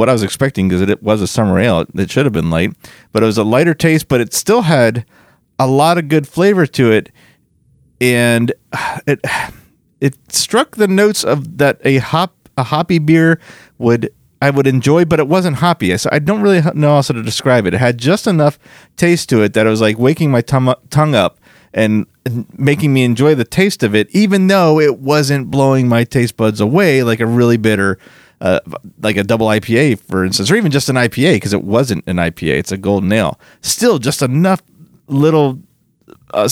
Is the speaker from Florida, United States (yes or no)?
yes; Florida, United States; I'm from Florida